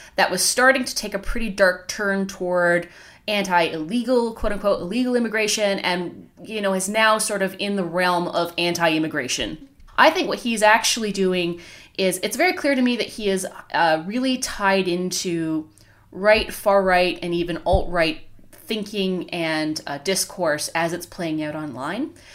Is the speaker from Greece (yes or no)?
no; Canada; as a Canadian